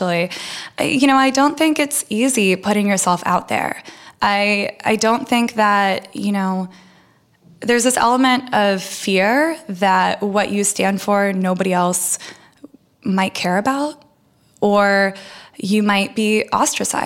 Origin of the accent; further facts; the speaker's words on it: outside of San Francisco, California, United States; first language Russian; English is a second language; also born or lived in Russia; I grew up outside of San Francisco